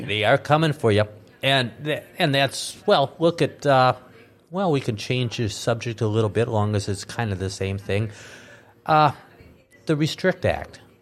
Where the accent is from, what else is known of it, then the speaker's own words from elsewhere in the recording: Minnesota, United States; now in North Dakota, United States; I was born and raised in Minnesota.